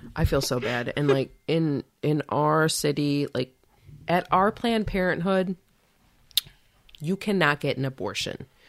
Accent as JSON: {"language": "English", "country": "United States"}